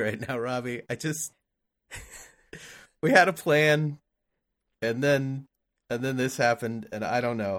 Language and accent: English; United States; I'm American.